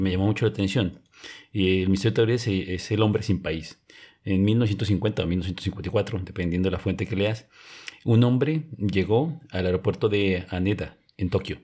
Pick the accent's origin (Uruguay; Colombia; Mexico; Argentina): Colombia; cuando presenté mi pasaporte como colombiano